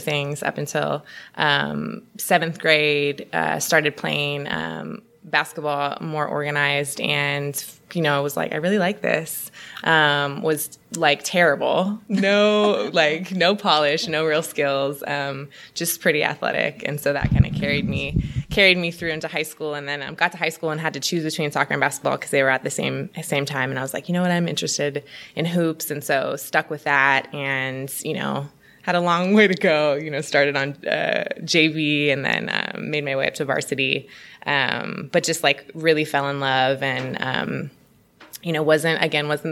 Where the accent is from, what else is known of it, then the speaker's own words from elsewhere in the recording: Oakland, California, United States; from Oakland, born and raised